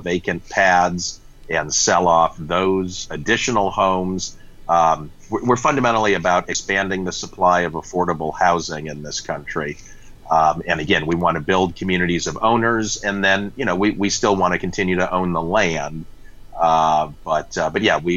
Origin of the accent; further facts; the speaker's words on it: Denver, Colorado, United States; moved away as an adult; also born or lived in New York City; now in Bay Area, United States; I grew up in Denver and went off to college back east